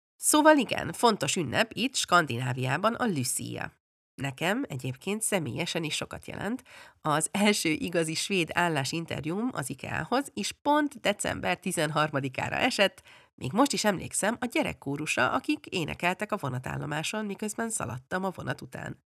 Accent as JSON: {"language": "Hungarian", "town": "Budapest", "country": "Hungary", "tie": "born or raised there", "also_born_or_lived": "England", "moved": "as an adult", "lives_now": "Sweden", "said": "amikor bő nyolc évesen hazaköltöztünk Angliáról Budapestre, egy kifejezetten hagyományőrző általános iskolába kerültem"}